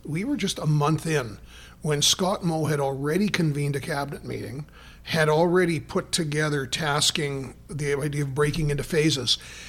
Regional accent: Toronto, Ontario, Canada; accent: Toronto; sorry, but that's my Toronto accent.

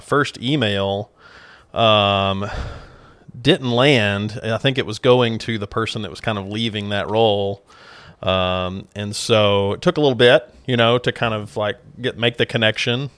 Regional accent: Clarksville, Arkansas, United States; went back home to Clarksville, actually, to practice

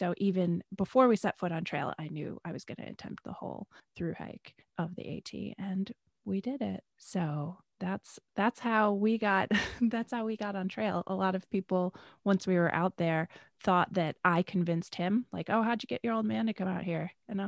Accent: Rochester, New York, United States; Well, I grew up mostly in Western New York, Rochester, New York

